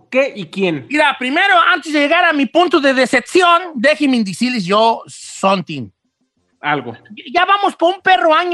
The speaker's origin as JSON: {"language": "Spanish", "town": "Guadalajara", "region": "Jalisco", "country": "Mexico", "said": "Es que yo soy de Guadalajara y ya decimos"}